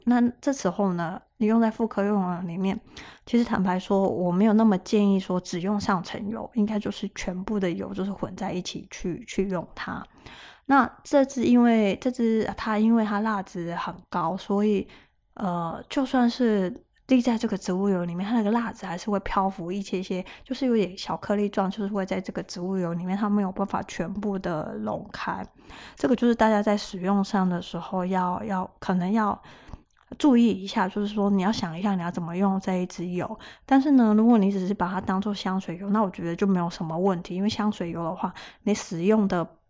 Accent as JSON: {"language": "Chinese", "country": "Taiwan", "said": "我们台湾人"}